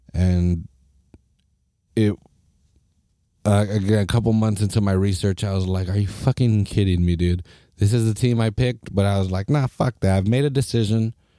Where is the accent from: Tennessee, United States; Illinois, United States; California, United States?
California, United States; Salinas; I'm from Salinas